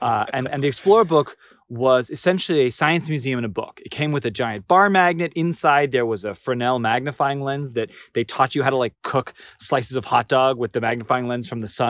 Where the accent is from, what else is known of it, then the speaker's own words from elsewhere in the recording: Orange County, California, United States; So I grew up in Orange County, California, which is like this famous place that there was like a TV show about it.